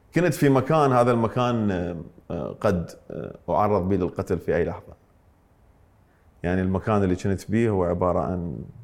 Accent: Iraq; also born or lived in Mosul, Iraq / Ramadi, Iraq; انتقلنا من من من الموصل الى الانبار

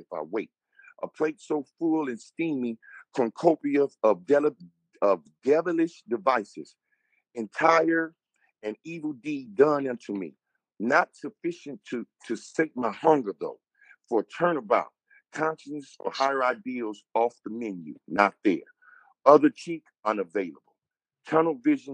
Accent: Inglewood, California, United States; I'm from California

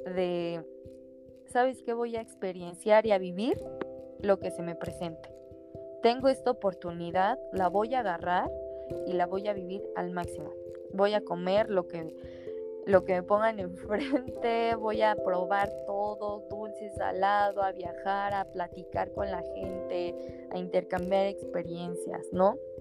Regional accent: Mexico; como mexicanos o como latinos

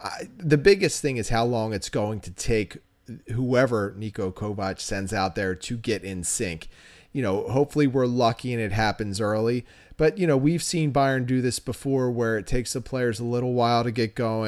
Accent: Philadelphia, Pennsylvania, United States; I am from Philadelphia.

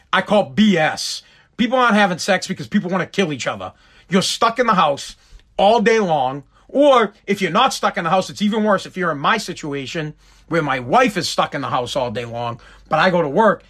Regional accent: Boston, Massachusetts, United States; also born or lived in Revere, Massachusetts; I'm from Boston. I live in Revere, uh, Massachusetts, United States

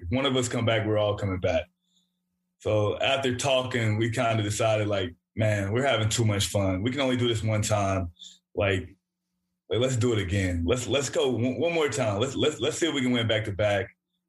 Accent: Tennessee, United States; I'm from Tennessee

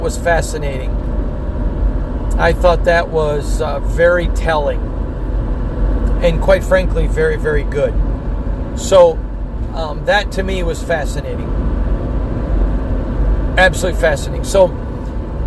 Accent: Michigan, United States; Growing up in Michigan

